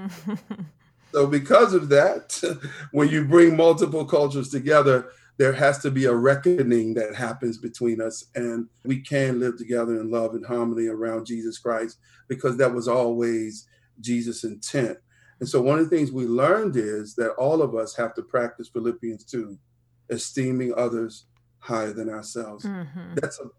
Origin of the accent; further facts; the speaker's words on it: Richmond, Virginia, United States; But I grew up in the East End of Richmond, which is the beautiful part of my story.